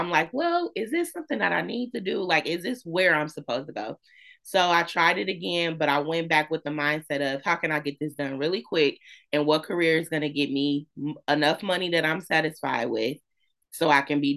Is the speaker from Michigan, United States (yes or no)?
yes; Flint, Michigan, United States; born and raised in Flint, graduated from Northern.